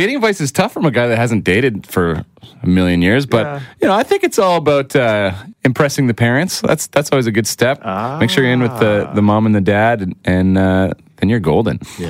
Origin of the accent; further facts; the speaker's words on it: St. Albert, Alberta, Canada; It's my first hometown show, St. Albert.